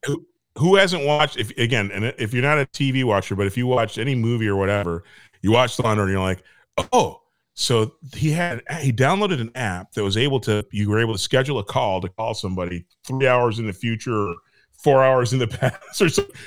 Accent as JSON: {"language": "English", "region": "Michigan", "country": "United States", "tie": "born or raised there", "moved": "yes", "said": "I came from Michigan"}